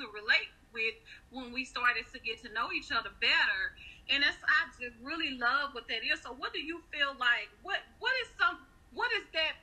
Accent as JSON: {"language": "English", "town": "Fayette", "region": "Mississippi", "country": "United States", "tie": "born or raised there", "said": "the people from my hometown know exactly who you are"}